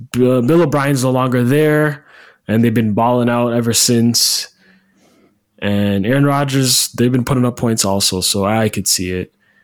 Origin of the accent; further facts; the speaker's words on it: Canada; we're from Canada.